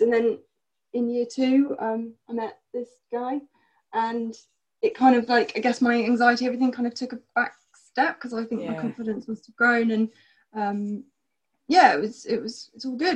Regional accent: Bournemouth, South West England, United Kingdom; born or raised there; also born or lived in South Africa

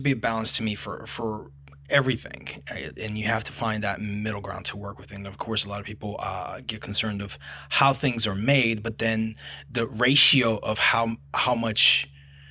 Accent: Brazil; moved away; I am from Brazil

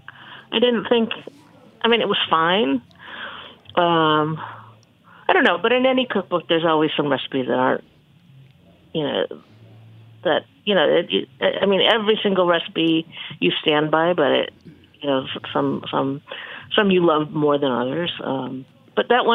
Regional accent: Birmingham, Michigan, United States; I grew up in Birmingham

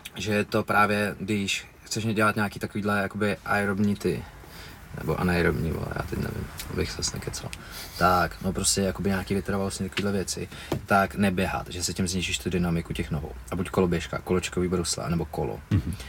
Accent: Mnichovo Hradiště, Central Bohemian Region, Czechia; now in Prague, Czech Republic; já jsem byl z Hradišti

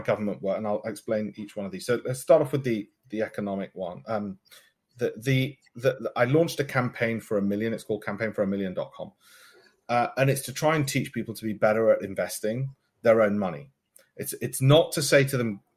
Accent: Leeds, Yorkshire and the Humber, United Kingdom; So where I came from in Leeds and grew up in Armley

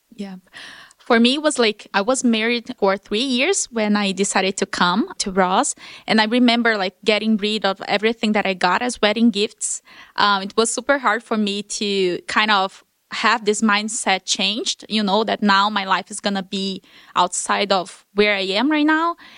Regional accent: Brasília, Federal District, Brazil; moved away as an adult; I've never left Brasília, my hometown, in thirty years.

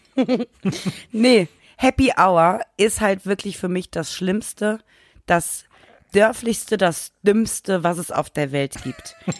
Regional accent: Germany; bei uns in Deutschland

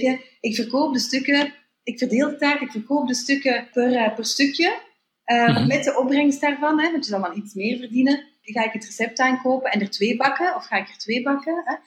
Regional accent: Belgium; als Belgen

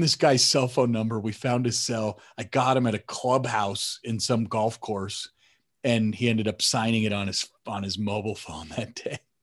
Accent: Denver, Colorado, United States; moved away; also born or lived in Phoenix, Arizona; Denver, which is where I grew up in Colorado

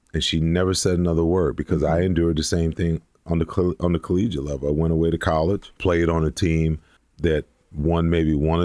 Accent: New York, United States; growing up where I grew up in New York, football wasn't really a big sport. New York at that time was a huge basketball, you know, state

